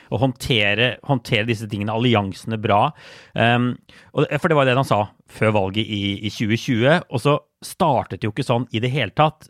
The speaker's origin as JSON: {"language": "Norwegian", "country": "Norway", "moved": "as an adult", "lives_now": "New York, United States", "said": "hjemme i Norge"}